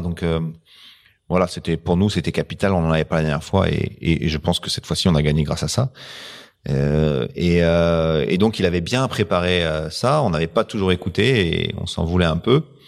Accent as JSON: {"language": "French", "country": "France", "said": "on est français."}